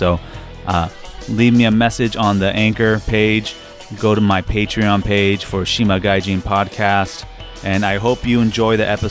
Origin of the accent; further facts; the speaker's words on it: United States; moved away as an adult; also born or lived in Sasebo, Japan; now in Okinawa, Japan; I am half Japanese. I was born in Sasebo, Japan. My mother's Japanese. My father is American. I grew up in America.